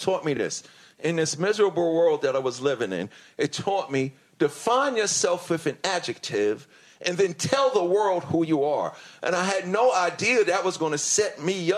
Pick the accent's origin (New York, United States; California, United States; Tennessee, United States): New York, United States; New York City; I grew up in Hollis, Queens, New York, and I went to Catholic school my whole life